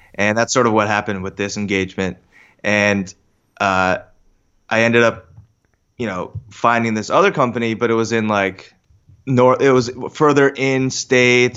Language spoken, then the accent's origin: English; Katonah, New York, United States; moved away as an adult; also born or lived in Briarcliff Manor, New York / Seoul, South Korea; now in North Jersey, United States; I grew up in the Katona Lewisboro area.